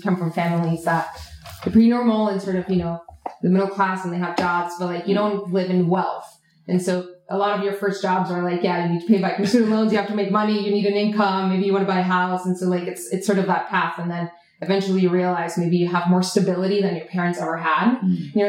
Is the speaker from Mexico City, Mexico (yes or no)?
no; Tijuana, Baja California, Mexico; moved away as an adult; also born or lived in Miami; now in New York, United States; I grew up in Tijuana at the border